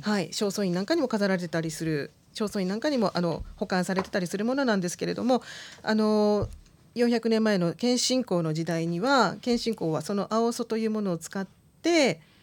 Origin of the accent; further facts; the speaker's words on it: Nara, Japan; accent: Kansai dialect; moved away as an adult; also born or lived in Osaka / Kobe; now in Joetsu, Japan; 大阪生まれ、奈良育ちの神戸っ子で